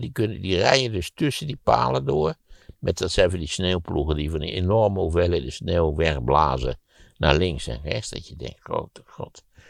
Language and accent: Dutch; Netherlands; En dat je als Nederlander denkt, en zeker als Nederlander zoals ik